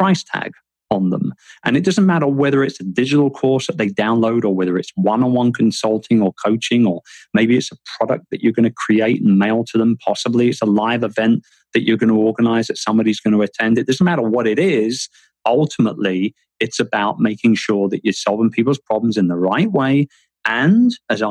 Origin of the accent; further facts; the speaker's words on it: London, United Kingdom; moved away as an adult; also born or lived in Philippines; London, my hometown